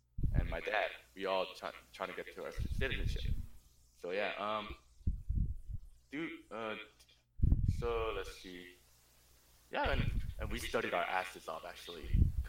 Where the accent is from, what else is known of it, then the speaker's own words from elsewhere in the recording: Ontario, California, United States; now in Hacienda Heights, United States; So I was originally from Ontario, California, and I now moved here to Hacienda Heights